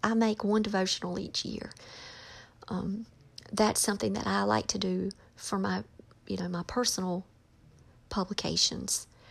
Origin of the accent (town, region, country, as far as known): North Carolina, United States; born or raised there